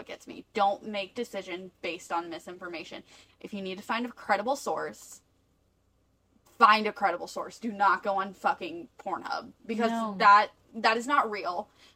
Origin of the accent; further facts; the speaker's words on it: the South, United States; we're from the South